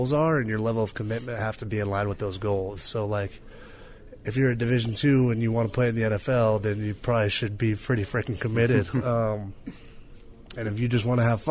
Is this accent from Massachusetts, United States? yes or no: no; Dublin, California, United States; Dublin's a great place to grow up. It's just a family town